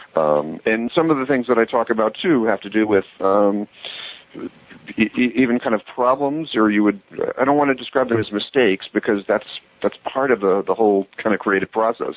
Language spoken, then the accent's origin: English; United States; growing up in America